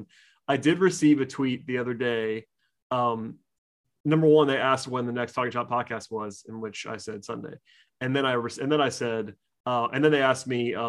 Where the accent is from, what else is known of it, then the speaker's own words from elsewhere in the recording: outside of Atlanta, Georgia, United States; people know that I grew up outside of Atlanta. I grew up firmly in UGA country